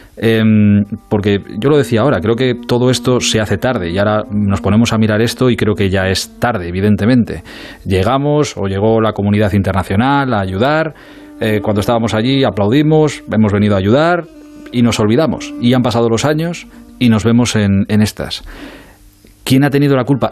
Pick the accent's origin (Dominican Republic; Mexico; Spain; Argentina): Spain